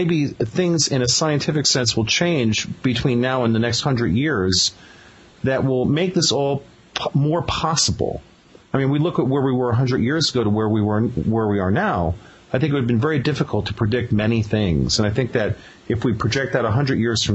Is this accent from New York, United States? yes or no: yes; New York City, New York, United States; Gene and I are both Brooklyn boys